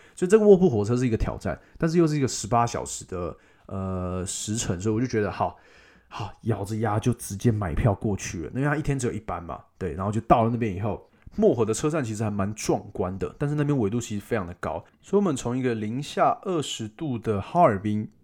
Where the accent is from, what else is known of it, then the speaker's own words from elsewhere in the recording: Taiwan; 我是台湾来的